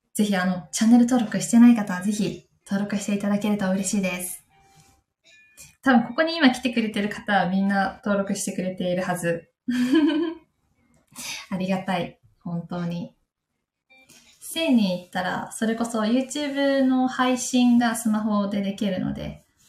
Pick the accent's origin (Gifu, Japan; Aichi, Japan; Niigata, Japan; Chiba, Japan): Gifu, Japan; Takayama; moved away; 私の地元の飛騨高山